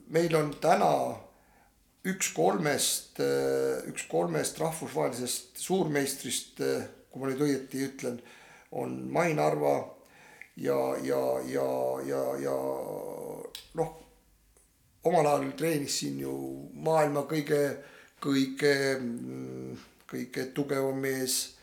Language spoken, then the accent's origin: Estonian; Tapa, Lääne-Viru County, Estonia; moved away as an adult; also born or lived in Tallinn; ma olen sündinud Nõukogude Liidus, nagu Kaisa ütles ja äh, Ageri külas metsade vahel lõpetanud, äh, lõpetanud äh, rida koole. Nende hulgas ka Tapa esimese keskkooli